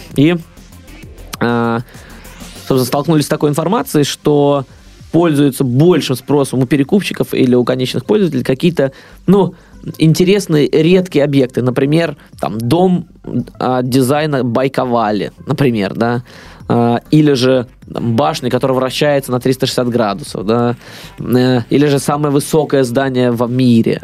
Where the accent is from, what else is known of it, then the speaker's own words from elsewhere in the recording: Russia; я вообще из России